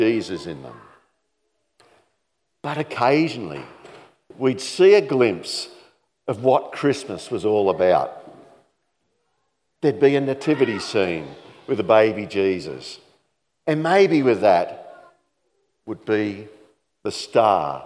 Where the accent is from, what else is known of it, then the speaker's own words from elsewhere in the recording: Campbelltown, New South Wales, Australia; moved away as an adult; also born or lived in Sydney; now in Dalby, Australia; growing up in Campbelltown, which was about the size of what Dalby is today, there was no light displays.